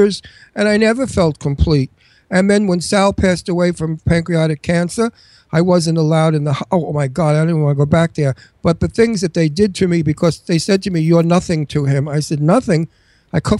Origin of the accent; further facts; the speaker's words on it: New York City, New York, United States; accent: Brooklyn; also born or lived in Brooklyn; I come from Astoria, one town away. We have the same accent.